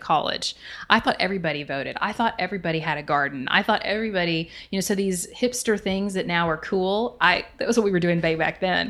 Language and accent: English; right outside of Dallas, Texas, United States; I grew up right outside of Dallas